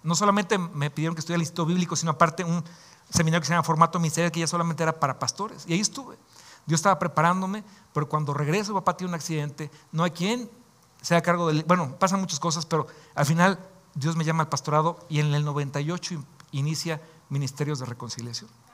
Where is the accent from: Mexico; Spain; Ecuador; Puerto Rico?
Mexico; como decimos acá en México